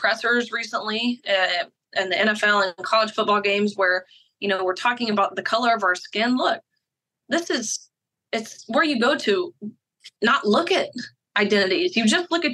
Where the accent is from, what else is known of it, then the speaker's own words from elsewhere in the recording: Tennessee, United States; Tennessee, my home state